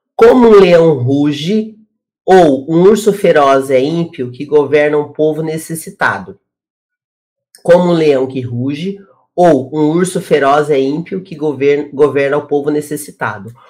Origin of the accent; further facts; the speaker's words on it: Brazil; Eu sou comunicadora, eu sou do Brasil